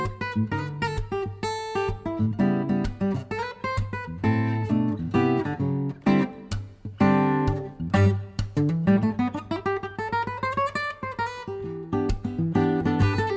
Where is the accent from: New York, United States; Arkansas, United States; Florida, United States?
Arkansas, United States; Hope; We're from Arkansas, Hope, Arkansas